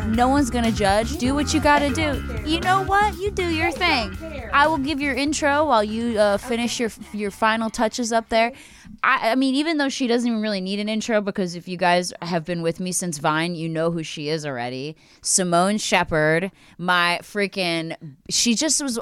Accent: Philadelphia, Pennsylvania, United States; I'm from the Philly side

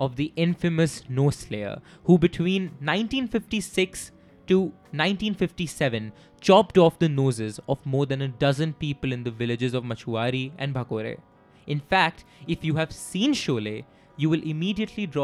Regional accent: Kanpur, Uttar Pradesh, India; I am from Kanpur, a city very close to Itawa

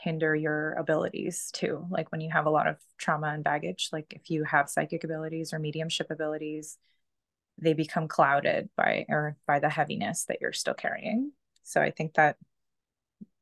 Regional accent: Canada; also born or lived in Pakistan; I'm in Canada. So we came here when I was 2, so like 32 years ago.

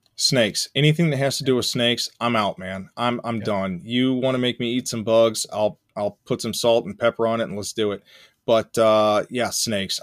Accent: Central Arkansas, United States; I grew up in Central Arkansas

